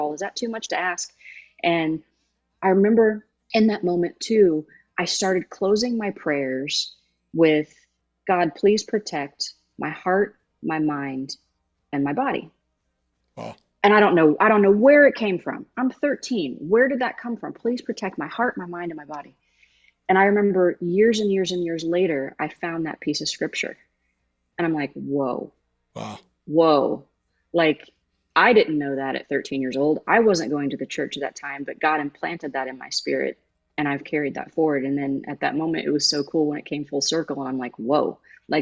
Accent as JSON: {"language": "English", "town": "Jamestown", "region": "Indiana", "country": "United States", "said": "I'm from Jamestown, Indiana"}